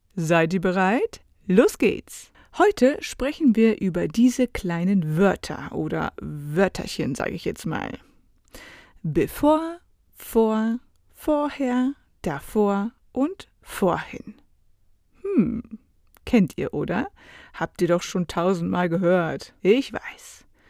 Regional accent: Germany; für mich als Deutsche

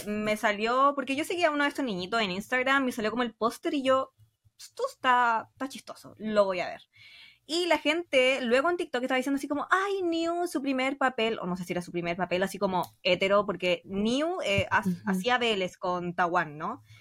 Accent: Chile; soy chilena.

